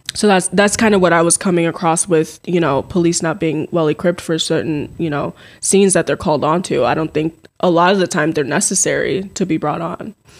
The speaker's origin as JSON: {"language": "English", "town": "Minneapolis", "region": "Minnesota", "country": "United States", "lives_now": "Mankato, United States", "said": "I am originally from the Twin Cities"}